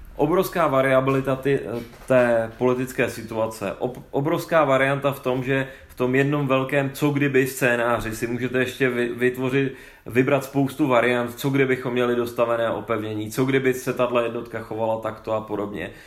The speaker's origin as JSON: {"language": "Czech", "region": "Bohemia", "country": "Czechia", "said": "tady u nás v Čechách"}